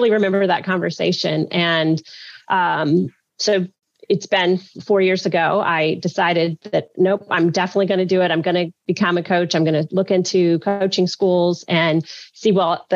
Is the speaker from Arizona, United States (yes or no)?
no; Alabama, United States; also born or lived in Louisiana; now in New Orleans, United States; I was born in Louisiana, which is also where I live now. But I grew up in Alabama